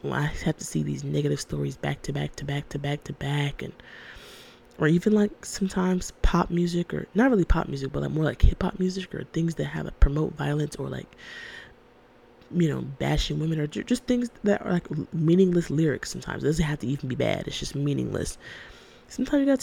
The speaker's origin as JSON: {"language": "English", "region": "Georgia", "country": "United States", "tie": "born or raised there", "said": "I was born and raised in Georgia"}